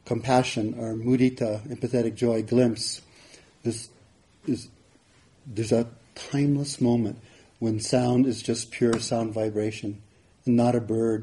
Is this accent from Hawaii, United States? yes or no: yes; Hawaii, United States; where I grew up in Hawaii